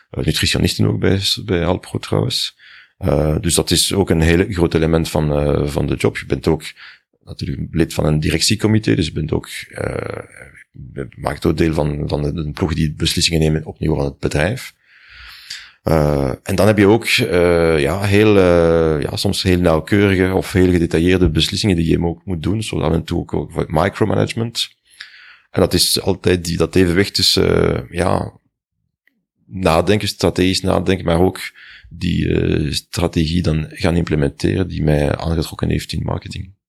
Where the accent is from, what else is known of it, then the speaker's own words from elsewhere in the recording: Brussels, Belgium; In Brussel.